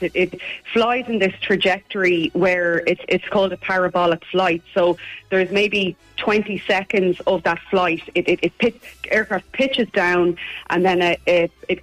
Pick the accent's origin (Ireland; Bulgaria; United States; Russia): Ireland; Ballina, Connacht; Ballina, which is my hometown